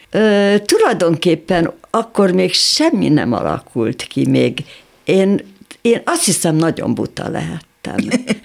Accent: Budapest, Hungary; én egy normális polgári családban születtem, szüleim szücsök voltak, szép szücsüzletünk volt

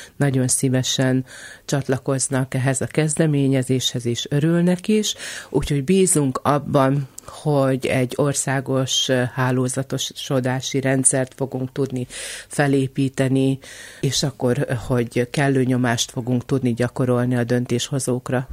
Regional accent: Kisterenye, Nógrád, Hungary; also born or lived in Salgótarján; Én kis terenyén nőttem föl

